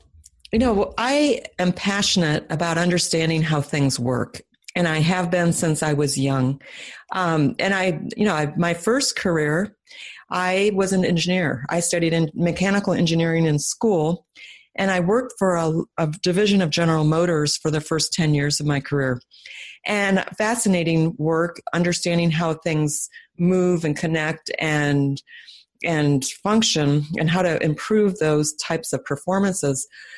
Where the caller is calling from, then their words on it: Indianapolis, Indiana, United States; I am calling from Indianapolis, Indiana, right in the middle of the country. The middle of the United States.